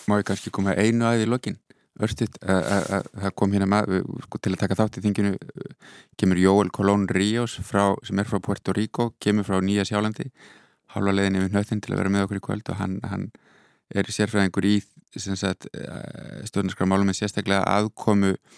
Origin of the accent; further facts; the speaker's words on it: Iceland; also born or lived in Netherlands; now in Berlin, Germany; ég er hérna frá Íslandi